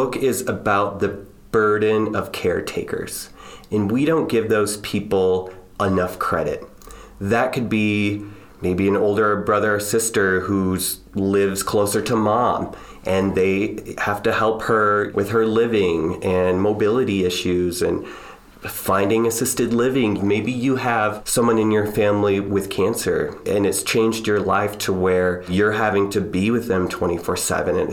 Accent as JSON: {"language": "English", "town": "Strawberry Point", "region": "Iowa", "country": "United States", "tie": "born or raised there", "said": "I'm a Midwest boy. You know, I grew up in Strawberry Point, Iowa, a little farming town in Northeast Iowa"}